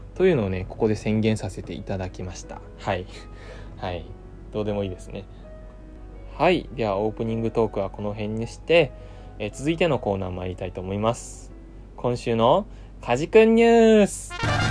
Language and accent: Japanese; Kurume, Fukuoka, Japan; now in Tokyo, Japan; 僕の地元福岡の久留米の方では